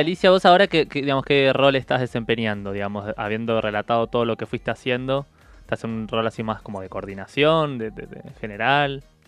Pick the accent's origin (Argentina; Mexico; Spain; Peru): Argentina; San Marcos Sierras, Córdoba; also born or lived in Cruz del Eje; me crié en San Marcos Sierras, en el noroeste de Córdoba, hice la escuela en Cruz del Eje